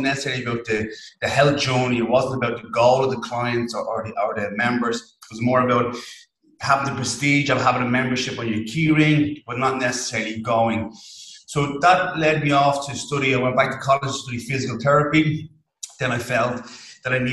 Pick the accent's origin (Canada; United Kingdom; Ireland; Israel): Ireland; accent: thick Irish; a strange thick Irish accent